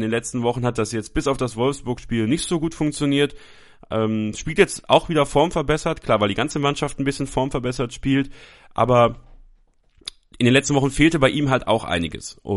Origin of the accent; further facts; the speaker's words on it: Belgium; born there; ich bin in Belgien geboren, also äh, habe da sogar eine kleine Verbindung zu